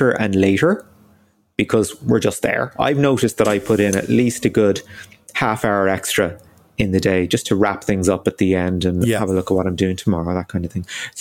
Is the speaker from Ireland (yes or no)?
yes; Ireland; as Irish people